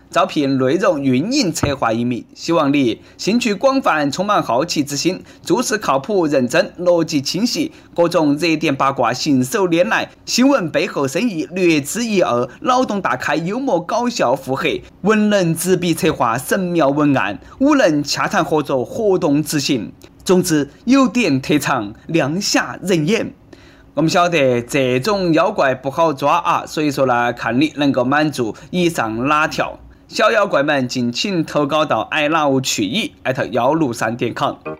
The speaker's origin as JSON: {"language": "Chinese", "region": "Sichuan", "country": "China", "said": "我们四川人"}